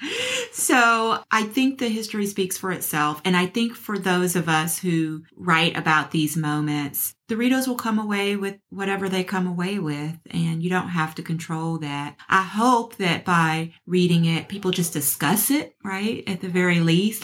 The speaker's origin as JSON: {"language": "English", "town": "Memphis", "region": "Tennessee", "country": "United States", "tie": "born or raised there", "said": "I grew up in Memphis, Tennessee"}